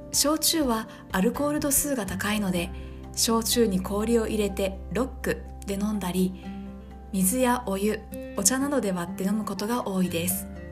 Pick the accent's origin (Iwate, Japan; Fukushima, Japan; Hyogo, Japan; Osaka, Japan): Hyogo, Japan; 兵庫県は私の出身地なのですが